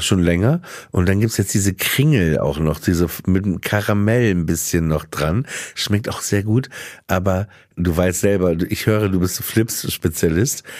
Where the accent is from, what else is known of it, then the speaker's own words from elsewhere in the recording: Papenburg, Lower Saxony, Germany; als Kind in Papenburg